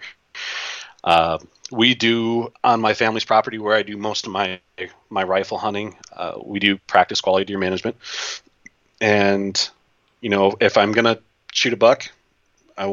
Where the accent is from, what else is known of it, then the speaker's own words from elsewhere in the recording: Wisconsin, United States; I'm from Wisconsin